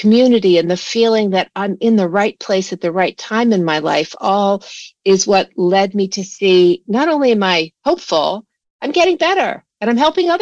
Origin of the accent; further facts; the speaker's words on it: Washington, District of Columbia, United States; I grew up in Washington, D.C.